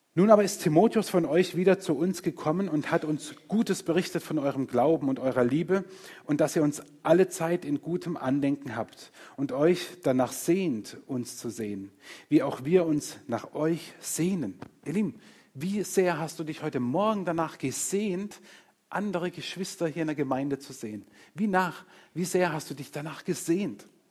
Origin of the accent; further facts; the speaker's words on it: Murg, Baden-Württemberg, Germany; also born or lived in Engen; Ich bin nicht weit von hier aufgewachsen. Meine ersten eineinhalb Jahre Lebens, Lebensjahre habe ich in, in, in, Engen verbracht und bis ich knapp neun war, war ich in Murg